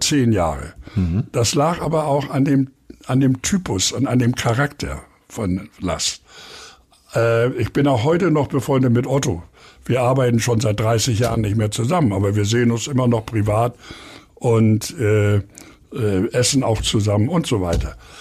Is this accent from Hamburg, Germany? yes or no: yes; Hamburg, Germany; ich wohne in Eppendorf, bin geboren in Harvestehude und kenne auch Winterhude gut